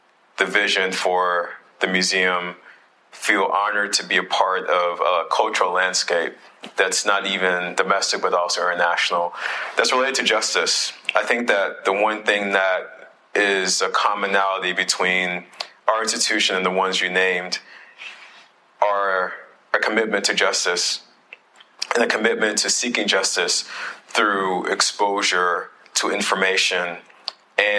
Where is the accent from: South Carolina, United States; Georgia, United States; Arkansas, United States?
South Carolina, United States; Beaufort; I'm originally from Beaufort, South Carolina. Both sides of my family are from Beaufort.